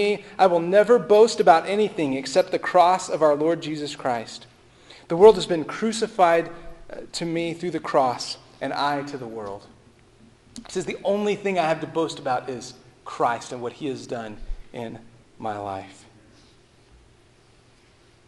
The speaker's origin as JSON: {"language": "English", "region": "Texas", "country": "United States", "said": "I'm from Texas. We say y'all."}